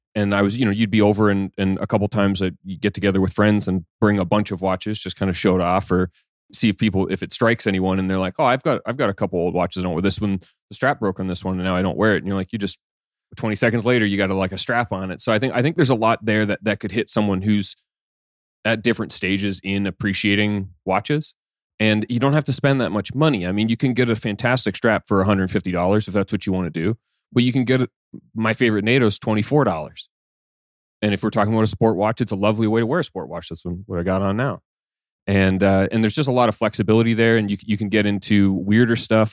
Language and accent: English; Canada; I'm Canadian